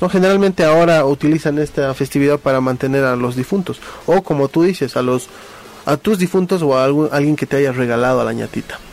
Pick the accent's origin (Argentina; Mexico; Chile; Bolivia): Bolivia